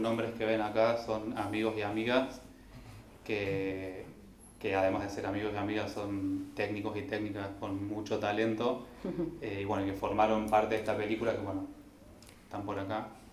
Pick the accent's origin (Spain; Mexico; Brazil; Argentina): Argentina; Traslasierra, Córdoba; yo soy de Córdoba, de, de Tras la Sierra, donde se filmó la película